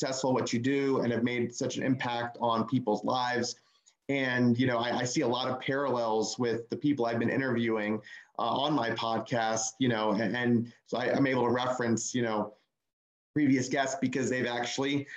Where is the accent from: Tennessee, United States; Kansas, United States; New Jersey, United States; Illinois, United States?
New Jersey, United States; Northern; now in Orlando, United States; We're originally from the New York area, both sides of the family, Northern Jersey